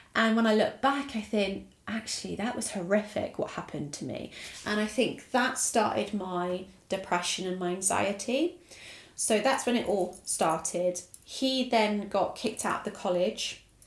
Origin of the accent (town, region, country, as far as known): Essex, East of England, United Kingdom; born or raised there; also born or lived in Italy